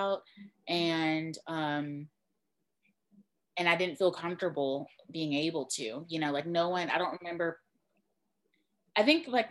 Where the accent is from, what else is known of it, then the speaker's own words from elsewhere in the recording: Mobile, Alabama, United States; my background is I am from Mobile, Alabama, which is right along the coast. It's like deep south